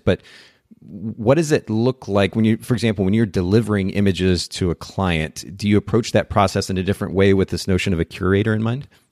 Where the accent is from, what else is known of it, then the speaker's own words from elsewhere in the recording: Chattanooga, Tennessee, United States; here in my hometown of Chattanooga